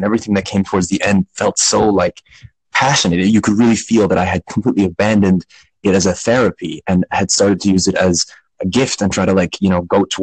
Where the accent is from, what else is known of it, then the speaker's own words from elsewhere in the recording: New York, United States; now in Switzerland; I was born in New York, but I actually live in Switzerland.